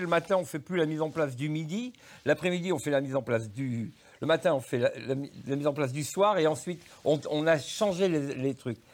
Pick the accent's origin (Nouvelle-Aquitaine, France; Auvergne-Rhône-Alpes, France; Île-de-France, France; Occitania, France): Auvergne-Rhône-Alpes, France; Saou; chez nous, à Sous